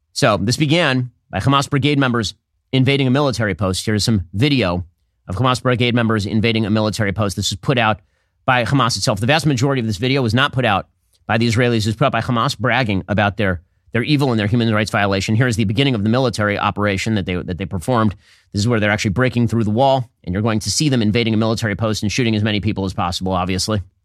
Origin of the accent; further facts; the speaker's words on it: United States; also born or lived in Miami; I'm a Jew and because I'm an American